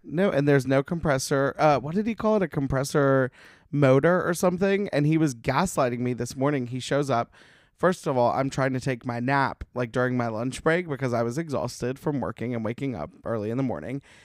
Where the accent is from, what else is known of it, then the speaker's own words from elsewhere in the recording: Alabama, United States; now in Los Angeles, United States; that's where we grew up going to in Alabama